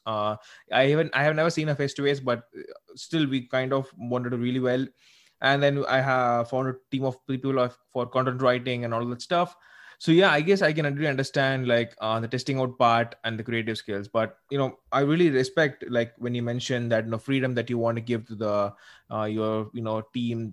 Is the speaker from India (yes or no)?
yes; South India, India; I'm actually from South India